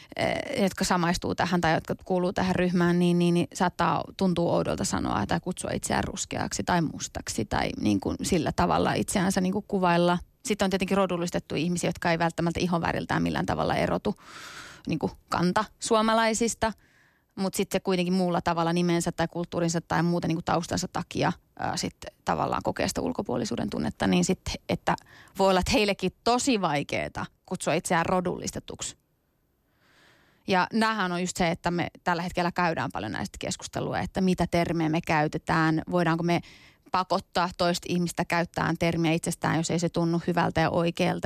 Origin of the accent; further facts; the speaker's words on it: Tampere, Pirkanmaa, Finland; Finnish is a second language; moved away as an adult; also born or lived in Iranian Kurdistan, Iran; now in Helsinki, Finland; 93 ollaan tultu sitten Suomeen. Mä oon ollut noin viisi, vähän päälle viisi vuotias ja täällä sitten kasvanut Tampereella 17 vuotta eka ja sitten stadissa ollut nyt varmaan joku kymmenisen vuotta kohta.